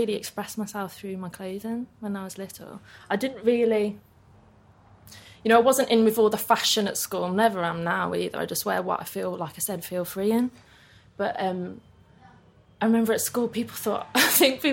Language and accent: English; Birmingham, West Midlands, United Kingdom; now in London, United Kingdom; in a place called Cuttridge, Kings Norton.